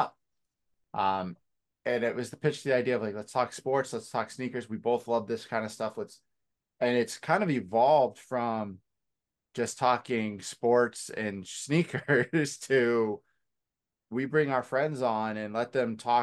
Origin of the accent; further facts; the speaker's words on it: New Hampshire, United States; moved away as an adult; also born or lived in West Virginia; I'm from New Hampshire, and I transferred down to West Virginia